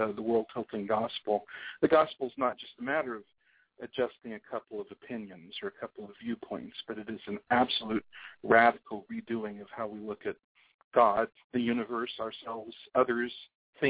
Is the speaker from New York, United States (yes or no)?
no; California, United States; now in Houston, United States; I was born in California, and I grew up probably a pretty typical California kid of the 50s, 60s, 70s